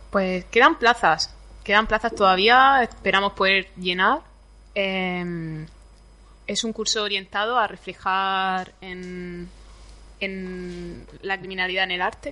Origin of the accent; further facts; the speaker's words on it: Campo de Cartagena, Region of Murcia, Spain; Yo es que vengo del campo de Cartagena y allí hay mucho limonero